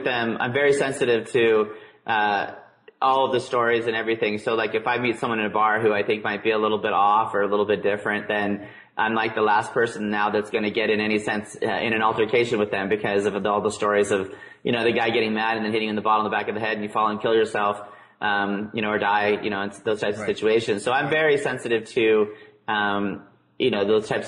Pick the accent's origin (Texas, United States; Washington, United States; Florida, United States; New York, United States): Washington, United States; Tacoma; growing up in Tacoma, Washington, Ted Bundy actually grew up down the street.